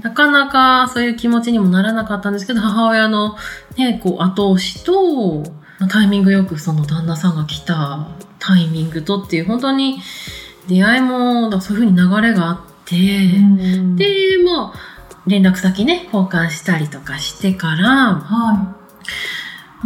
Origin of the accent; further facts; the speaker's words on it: Tohoku, Japan; moved away; 私、東北で生まれたって言いましたけど、東北に親戚がいっぱいいる